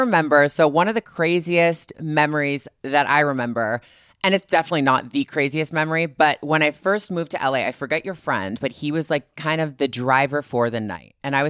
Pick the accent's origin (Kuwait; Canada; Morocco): Canada; moved away; also born or lived in Los Angeles; being Canadian